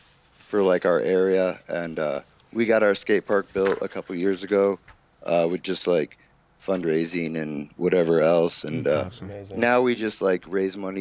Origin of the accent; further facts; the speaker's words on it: Iowa, United States; I'm from Iowa